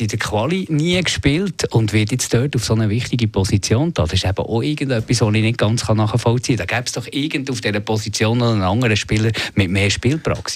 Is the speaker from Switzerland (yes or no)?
yes; Switzerland; wir Schweizer